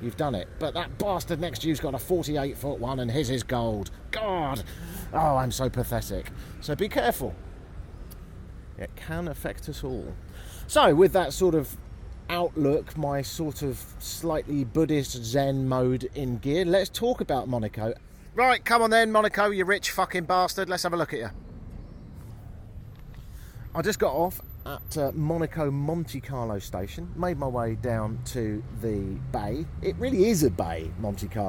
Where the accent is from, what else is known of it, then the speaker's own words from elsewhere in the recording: United Kingdom; I'm from Britain